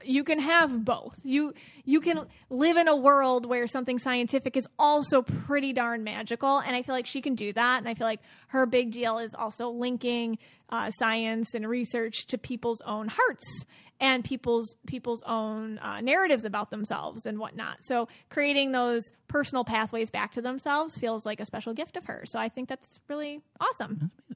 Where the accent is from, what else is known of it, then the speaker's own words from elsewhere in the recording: Buffalo, New York, United States; Buffalo, New York, and that's my hometown